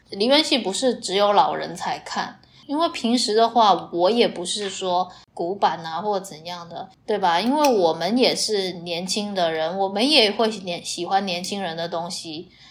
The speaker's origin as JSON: {"language": "Chinese", "region": "Fujian", "country": "China", "accent": "地瓜腔 (Fujian-accented Mandarin)", "said": "原谅我的地瓜腔就行了"}